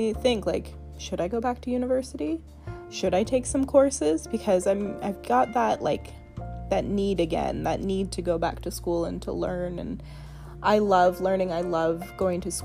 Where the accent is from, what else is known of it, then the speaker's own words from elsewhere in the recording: Victoria, British Columbia, Canada; I was born here in Victoria or I've spent a lot of time here now